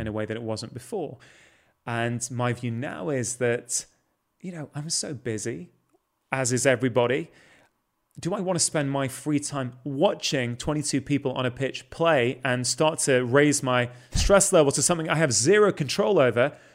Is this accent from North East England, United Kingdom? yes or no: no; Manchester, North West England, United Kingdom; I grew up in South Manchester